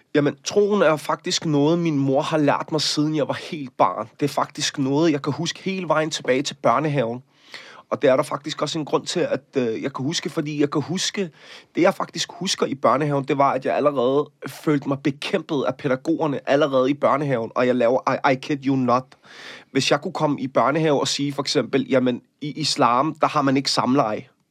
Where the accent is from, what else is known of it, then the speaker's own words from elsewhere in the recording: Copenhagen, Capital Region of Denmark, Denmark; jeg er vokset op i Møllerparken